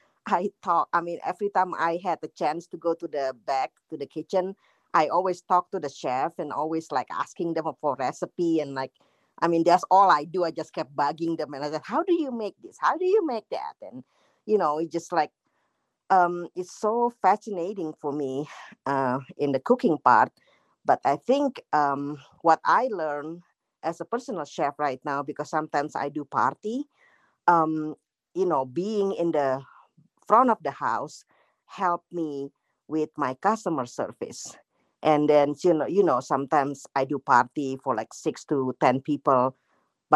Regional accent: Jakarta, Indonesia; moved away as an adult; now in Denver, United States; Back home is Jakarta, Indonesia. I'm from Indonesia.

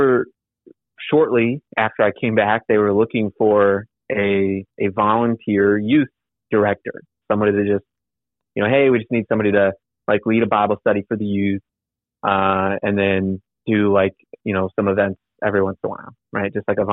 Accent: Michigan, United States; My hometown is in Michigan

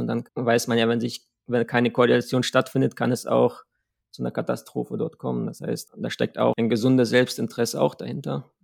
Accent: Germany; als Deutsche in der ESA

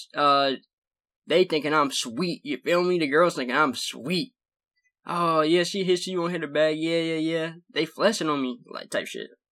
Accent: the South, United States; I'm from the South

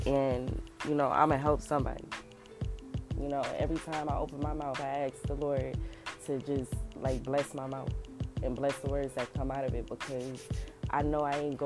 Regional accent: Los Angeles, California, United States; I grew up in South Central

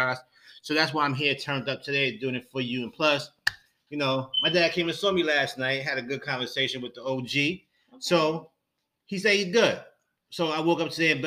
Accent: New York, United States; I'm from New York

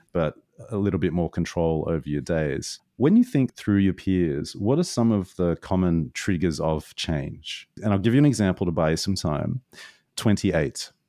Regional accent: Australia; moved away; being an Aussie a long way away from home

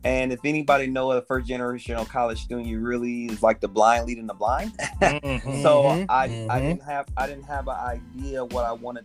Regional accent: Fort Wayne, Indiana, United States; I grew up in Fort Wayne, Indiana, which is 2 hours north

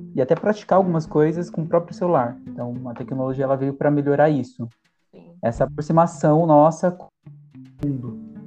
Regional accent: Jundiaí, São Paulo, Brazil; Jundiaí, eu tive uma realidade um pouco humilde

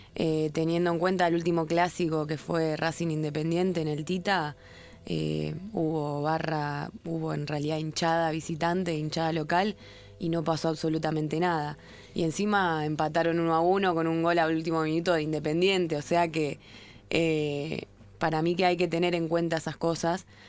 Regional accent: Rosario, Santa Fe, Argentina; now in Buenos Aires, Argentina; yo vengo de Rosario

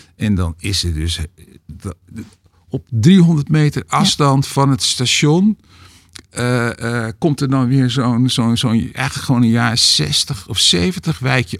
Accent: Hoofddorp, North Holland, Netherlands; waar ik ben opgegroeid

